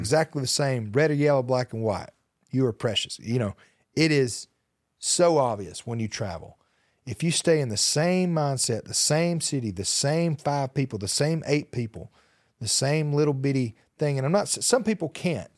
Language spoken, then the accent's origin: English; Hokes Bluff, Alabama, United States; I'm from Alabama